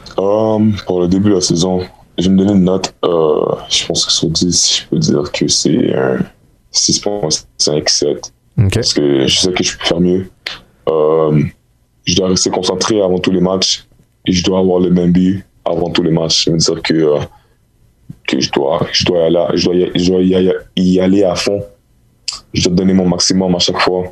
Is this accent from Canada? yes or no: yes; Montreal, Quebec, Canada; je suis de Montréal